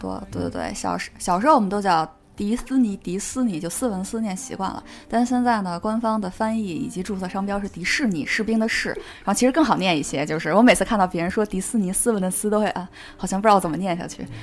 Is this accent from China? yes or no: yes; Beijing, China; accent: Beijing accent; 我这种北京腔儿